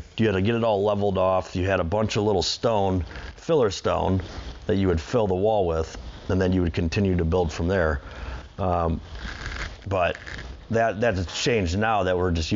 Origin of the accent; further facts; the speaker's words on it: Bay Village, Ohio, United States; I was born and raised in Bay Village, Ohio, so always been in Cleveland.